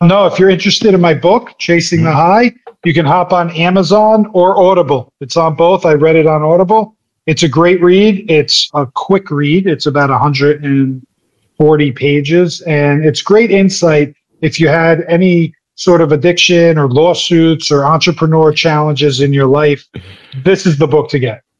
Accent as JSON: {"language": "English", "region": "New Jersey", "country": "United States", "said": "I'm from Jersey. I'm a Jersey guy"}